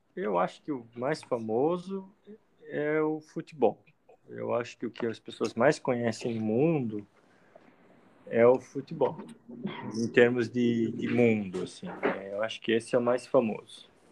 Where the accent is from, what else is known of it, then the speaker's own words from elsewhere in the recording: Blumenau, Santa Catarina, Brazil; Eu participei do Campeonato Catarinense Juvenil, por um clube de Blumenau, onde eu nasci.